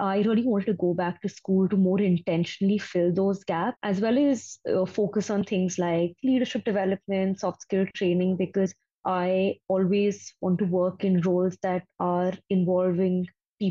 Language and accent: English; Delhi, India; moved away as an adult; also born or lived in Thailand; I'm basically born and brought up in Delhi